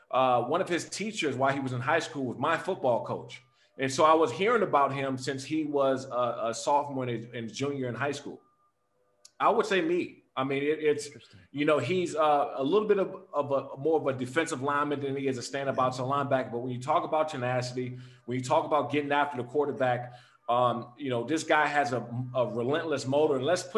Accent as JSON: {"language": "English", "area": "Prince George's County", "region": "Maryland", "country": "United States", "tie": "born or raised there", "said": "my sophomore year at Frederick Douglass High School in Maryland, when I grew up in Prince George County"}